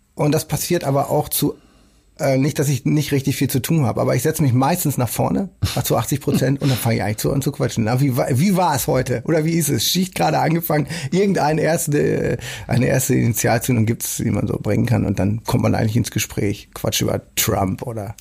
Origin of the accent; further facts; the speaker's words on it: Rheda-Wiedenbrück, North Rhine-Westphalia, Germany; now in Hamburg, Germany; Heimat der Vergangenheit, des Aufwachsens und so. Das ist natürlich auch irgendwo dann, was immer das auch bedeutet, Nordrhein-Westfalen, aber auf jeden Fall Reda-Wienbrück